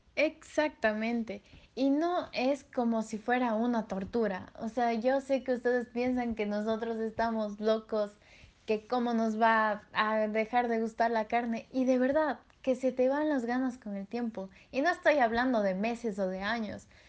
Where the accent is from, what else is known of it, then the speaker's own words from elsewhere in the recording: Ecuador; en mi país, en Ecuador